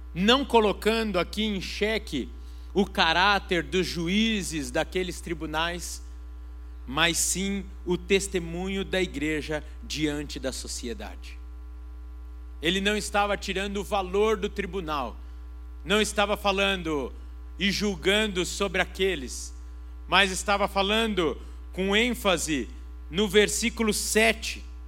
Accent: Brazil; eu sou brasileiro, amo o Brasil

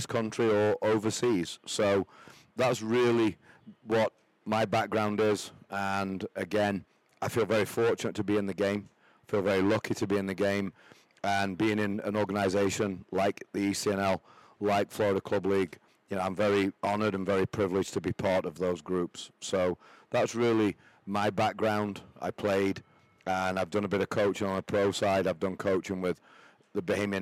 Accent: Doncaster, Yorkshire and the Humber, United Kingdom; moved away as an adult; also born or lived in Charlotte, North Carolina / Austin, Texas / Dallas, Texas; now in Jacksonville, United States; I came here from England, Doncaster, England, coal mining area. My family, coal miners

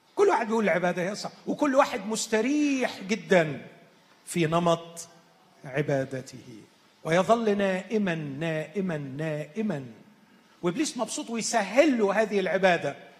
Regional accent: Egypt; عندنا في مصر

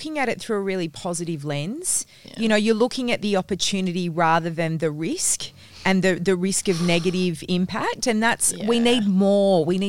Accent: East Fremantle, Western Australia, Australia; I grew up in East Fremantle

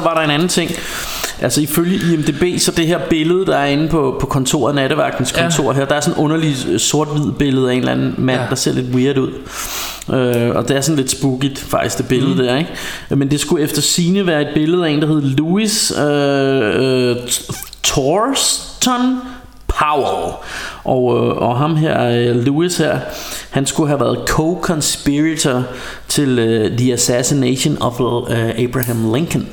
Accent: Denmark; som dansker

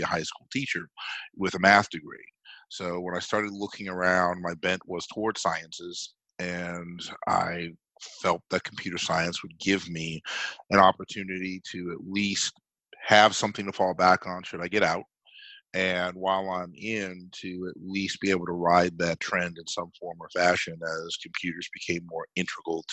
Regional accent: Massachusetts, United States; I grew up in Massachusetts, which was and is still arguably the most liberal state in the union

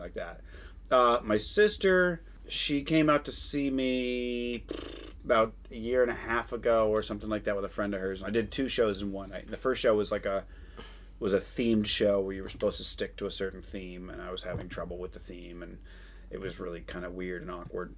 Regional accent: Phoenix, Arizona, United States; I grew up in Phoenix.

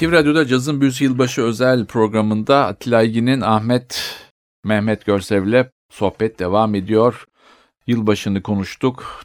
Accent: Turkey; moved away; also born or lived in Spain; bizim ülkemizde

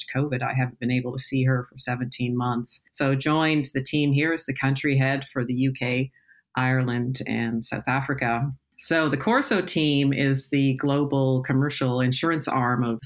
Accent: Toronto, Ontario, Canada; moved away as an adult; also born or lived in United Kingdom; now in London, United Kingdom; As you may tell from my accent, I'm originally from Toronto, Canada

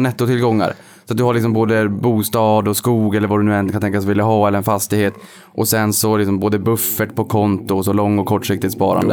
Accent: Boden, Norrbotten County, Sweden; moved away; när jag var hemma i Boden för ett antal år sedan

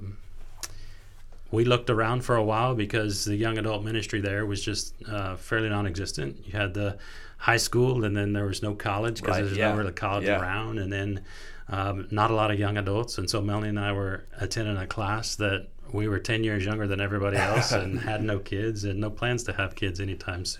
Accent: Del City, Oklahoma, United States; Home is Del City, Oklahoma. Okay. So I'm from right here in this area

